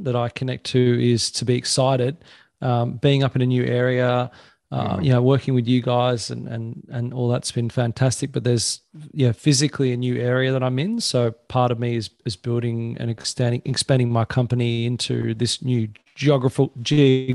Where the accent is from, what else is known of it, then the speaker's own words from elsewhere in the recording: Sydney, New South Wales, Australia; moved away as an adult; now in Pottsville, Australia; where I grew up on the Northern Beaches